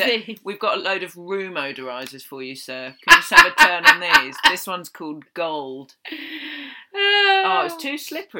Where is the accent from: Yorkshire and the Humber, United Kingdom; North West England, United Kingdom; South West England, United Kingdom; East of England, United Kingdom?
East of England, United Kingdom; Essex; I'm from Essex and I say glass.